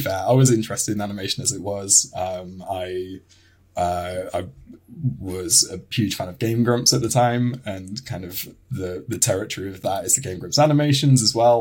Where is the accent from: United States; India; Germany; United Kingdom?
United Kingdom; I am a British animator